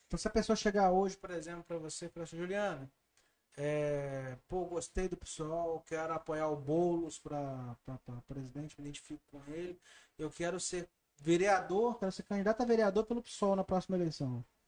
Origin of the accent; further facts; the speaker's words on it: Barra Mansa, Rio de Janeiro, Brazil; Eu sou de Barra Mansa